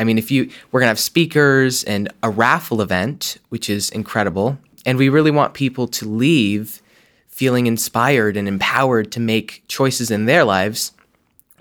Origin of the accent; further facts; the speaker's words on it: Vermont, United States; growing up in Vermont